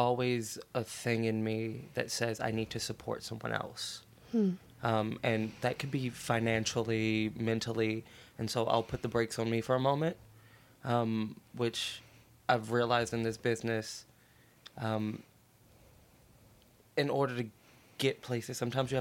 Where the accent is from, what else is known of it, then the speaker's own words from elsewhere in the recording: Baltimore, Maryland, United States; moved away; I'm from Baltimore, Maryland. It's always been me and my mom